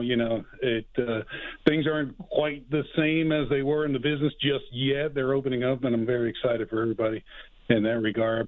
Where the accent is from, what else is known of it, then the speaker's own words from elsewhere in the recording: Atlanta, Georgia, United States; moved away; also born or lived in Miami; I'm from Atlanta